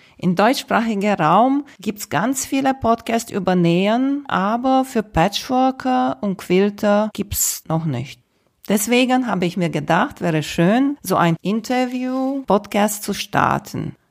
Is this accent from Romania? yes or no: yes; Romania; moved away; Ich bin in Rumänien geboren